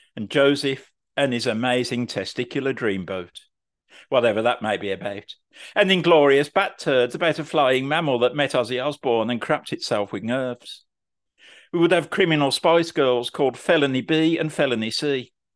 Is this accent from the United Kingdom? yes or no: yes; Birmingham, West Midlands, United Kingdom; I'm from Birmingham